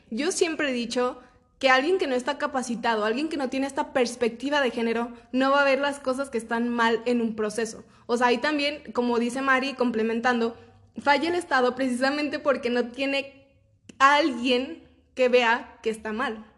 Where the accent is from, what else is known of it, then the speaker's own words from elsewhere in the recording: Mexico; yo como ciudadana mexicana